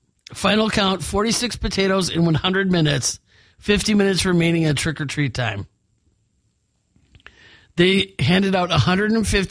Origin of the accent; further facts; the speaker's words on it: Milwaukee, Wisconsin, United States; moved away; my hometown